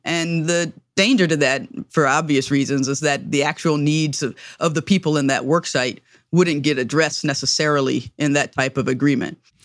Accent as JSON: {"language": "English", "region": "the South", "country": "United States", "said": "as a Southerner and as a Black person"}